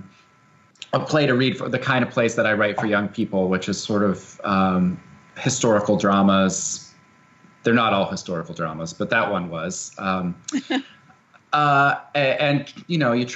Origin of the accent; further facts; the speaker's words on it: Wisconsin, United States; I'm from Wisconsin, and I'm from about an hour away from this place. And as a kid, my mom is a hydrogeologist